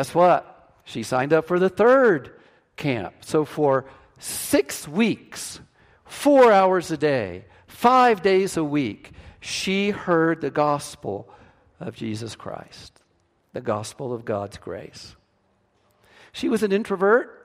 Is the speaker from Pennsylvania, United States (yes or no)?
no; West Virginia, United States; first language English; I was from West Virginia